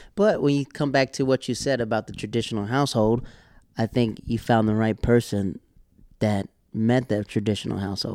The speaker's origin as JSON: {"language": "English", "region": "the South", "country": "United States", "moved": "yes", "lives_now": "New York City, United States", "said": "I'm from the South"}